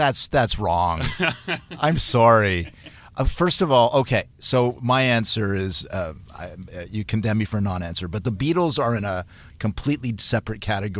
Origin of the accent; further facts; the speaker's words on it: Hamilton, Ontario, Canada; also born or lived in Manchester, United Kingdom; I was born in Manchester, UK, and then grew up in Hamilton.